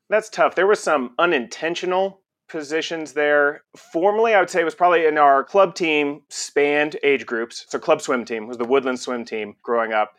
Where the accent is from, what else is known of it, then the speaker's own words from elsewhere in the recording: Conroe, Texas, United States; also born or lived in Galveston, Texas; we moved to Conroe, Texas. It's about an hour north of Houston. And that's where I spent the rest of my childhood before going off to college